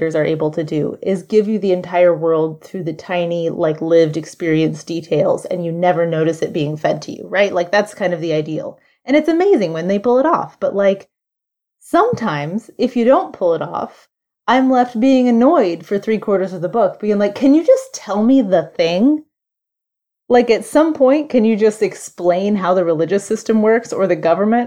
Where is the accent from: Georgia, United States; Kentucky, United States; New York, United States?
Kentucky, United States; Western; that was my house in my backyard growing up in Western Kentucky